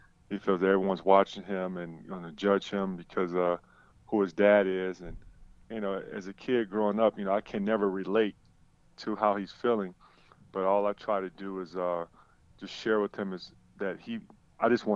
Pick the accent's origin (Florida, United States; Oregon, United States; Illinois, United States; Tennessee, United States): Illinois, United States; Chicago; I grew up on the south side of Chicago